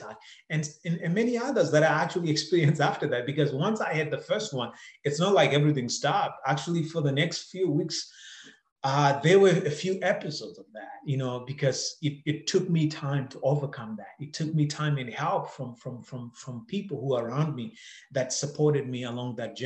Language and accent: English; Zimbabwe; moved away as an adult; now in Canada; I grew up in Zimbabwe, and growing up in Zimbabwe